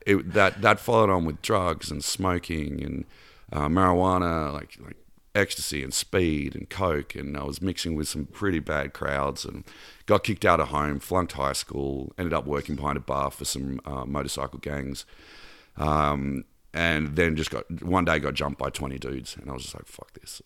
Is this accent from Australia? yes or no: yes; Canberra, Australian Capital Territory, Australia; also born or lived in Mornington Peninsula, Victoria / Bondi Beach, Sydney; I was born in Melbourne, uh, about an hour and a half south of Melbourne in a little town called Mornington Peninsula, and Dad got posted to the capital of Australia as, um, a cop. He was, um, Australian Bureau of Criminal Intelligence. So we moved to Canberra when I was ten